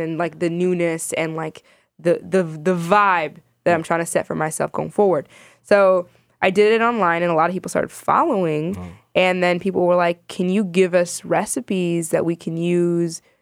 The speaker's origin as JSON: {"language": "English", "town": "Chicago", "region": "Illinois", "country": "United States", "tie": "born or raised there", "also_born_or_lived": "Sudan", "said": "I was born in Sudan. I immigrated to the States when I was like a year and a half. Um, and I grew up in Chicago my entire life"}